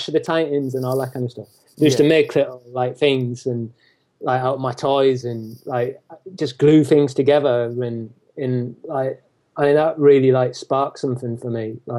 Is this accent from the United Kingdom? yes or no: yes; County Durham, North East England, United Kingdom; now in Shrewsbury, United Kingdom; I'm originally from County Durham, which is in the northeast.